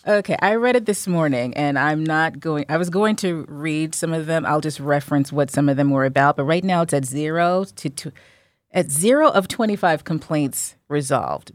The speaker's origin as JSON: {"language": "English", "region": "New Jersey", "country": "United States", "said": "I'm from Jersey"}